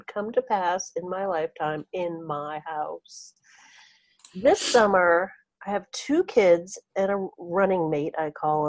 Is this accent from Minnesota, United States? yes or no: no; Maine, United States; I'm from Maine.